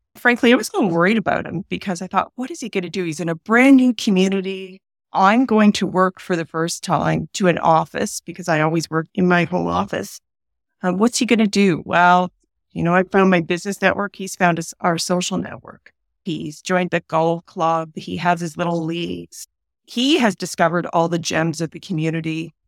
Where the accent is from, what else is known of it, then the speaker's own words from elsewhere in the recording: Peterborough, Ontario, Canada; also born or lived in Long Sault, Ontario; now in Strathroy, Canada; I was born in Peterborough, Ontario